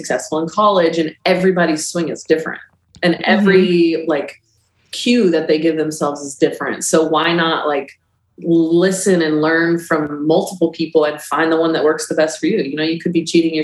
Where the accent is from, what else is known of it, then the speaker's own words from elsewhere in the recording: Texas, United States; I'm from Texas